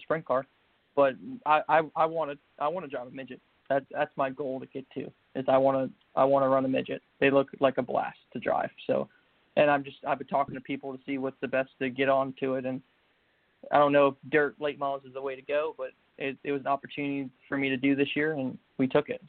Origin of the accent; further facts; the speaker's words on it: Manassas, Virginia, United States; I grew up in Manassas, Virginia